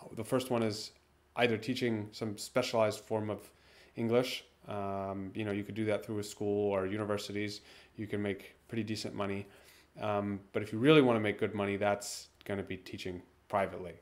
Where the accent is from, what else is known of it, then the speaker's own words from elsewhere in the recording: Maine, United States; moved away as an adult; also born or lived in Moscow; I grew up in Maine in the United States